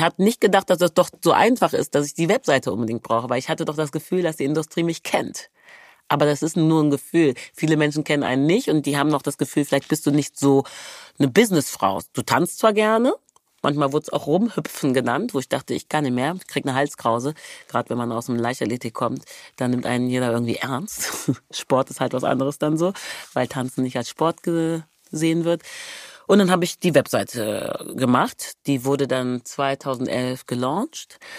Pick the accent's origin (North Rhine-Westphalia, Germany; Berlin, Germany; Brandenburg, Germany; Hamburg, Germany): North Rhine-Westphalia, Germany; Wermelskirchen; also born or lived in Hückeswagen / Remscheid / Nigeria (ancestry); Ich komme aus Wermelskirchen, das ist in der Nähe